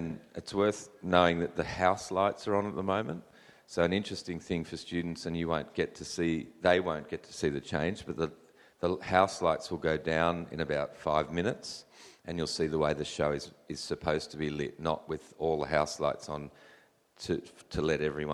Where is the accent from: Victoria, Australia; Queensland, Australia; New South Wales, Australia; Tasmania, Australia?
New South Wales, Australia; New South Wales, my home state